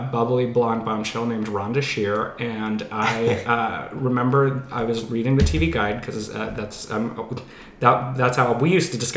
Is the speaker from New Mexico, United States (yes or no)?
yes; New Mexico, United States; born there; also born or lived in Pennsylvania; Uh, well, I was born in New Mexico and I've lived all over. I was in Pittsburgh before here.